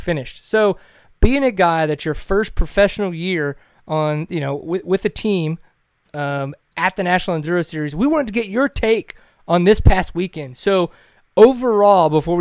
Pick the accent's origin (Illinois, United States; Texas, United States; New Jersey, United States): Texas, United States; I'm from Texas